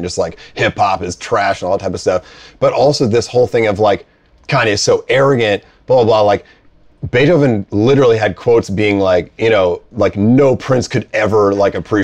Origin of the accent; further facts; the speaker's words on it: Boston, Massachusetts, United States; I'm from Boston